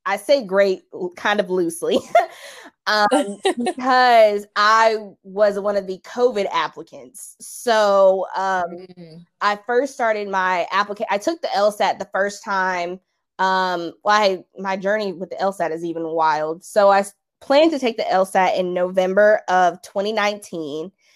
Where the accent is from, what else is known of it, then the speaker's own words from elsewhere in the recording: South Carolina, United States; I'm originally from South Carolina